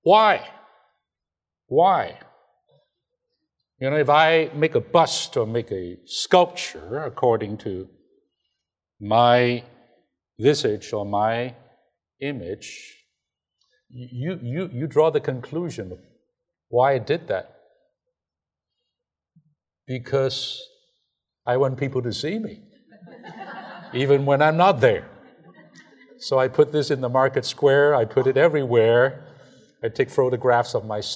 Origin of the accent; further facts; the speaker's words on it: China; moved away; I'm from China.